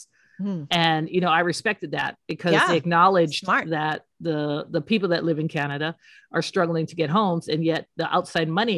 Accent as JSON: {"language": "English", "region": "Hawaii", "country": "United States", "moved": "yes", "said": "we're all from Hawaii."}